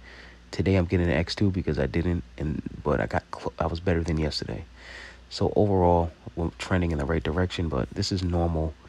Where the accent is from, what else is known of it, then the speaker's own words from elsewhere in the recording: Long Island, New York, United States; we're from Long Island